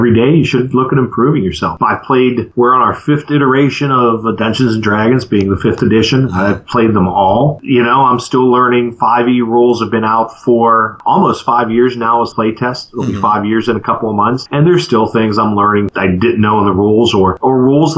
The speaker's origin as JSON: {"language": "English", "region": "Western Pennsylvania", "country": "United States", "tie": "born or raised there", "moved": "yes", "said": "back home where I grew up in Western PA"}